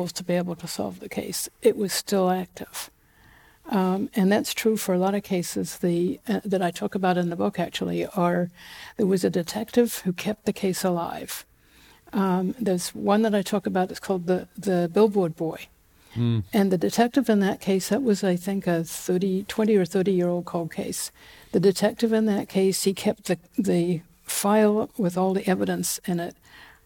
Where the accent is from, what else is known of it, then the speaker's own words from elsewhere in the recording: Auckland, New Zealand; accent: Kiwi; moved away as an adult; now in California, United States; I grew up in Auckland